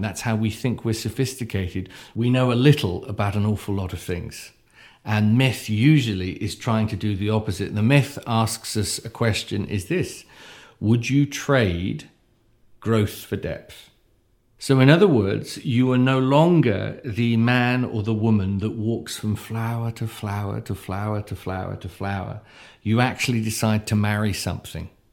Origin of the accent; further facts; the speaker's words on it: United Kingdom; me as a, as a, as a British person